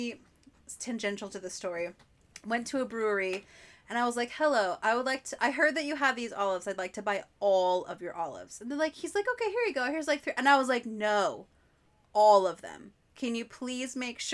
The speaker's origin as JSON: {"language": "English", "area": "the Northwest", "region": "Pacific Northwest", "country": "United States", "tie": "born or raised there", "said": "growing up in the Northwest"}